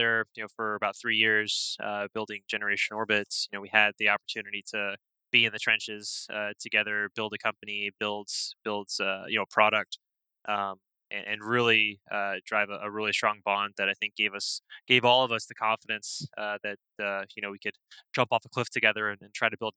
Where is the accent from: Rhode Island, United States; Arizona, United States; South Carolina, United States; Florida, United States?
Florida, United States; Tampa; moved away as an adult; also born or lived in Port Chester, New York / White Plains, New York / Georgia; I grew up in the Tampa Bay area, down in Florida, went to high school down there